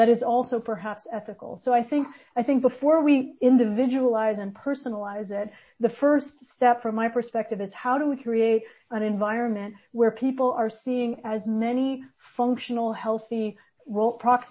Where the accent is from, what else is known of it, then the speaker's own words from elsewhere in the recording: Quebec, Canada; I grew up in Quebec during the recession